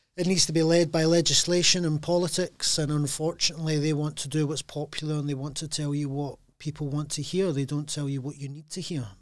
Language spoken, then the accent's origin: English; Glasgow, Scotland, United Kingdom; being Glaswegian